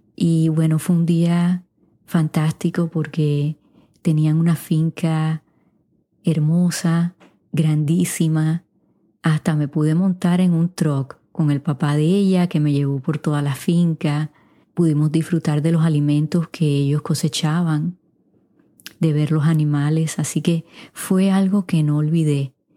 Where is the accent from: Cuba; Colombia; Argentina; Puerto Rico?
Puerto Rico; first language Spanish; also born or lived in Wichita, Kansas, United States; now in United States; aunque nací aquí en los Estados Unidos, mis padres me llevaron a Puerto Rico de cuatro meses, así que de alma soy puertorriqueña